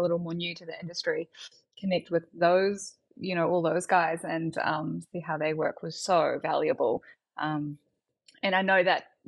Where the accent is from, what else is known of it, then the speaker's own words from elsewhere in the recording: New Zealand; moved away as an adult; also born or lived in Wellington, New Zealand; now in Melbourne, Australia; I'm from a much smaller town.